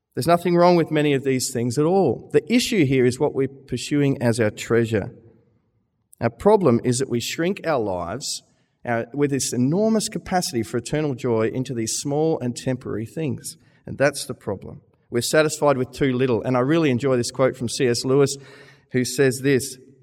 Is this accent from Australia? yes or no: yes; Australia; moved away as an adult; now in Manchester, United Kingdom; I'm an Australian.